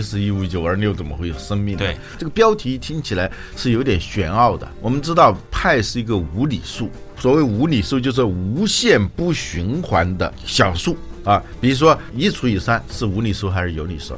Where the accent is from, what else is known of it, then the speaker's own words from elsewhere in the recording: China; 我们中国人